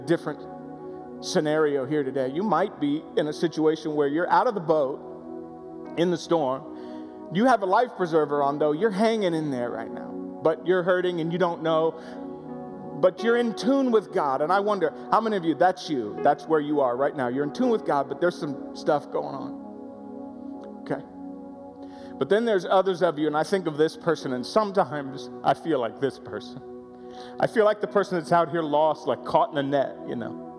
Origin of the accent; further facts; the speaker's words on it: Florida, United States; I grew up in Florida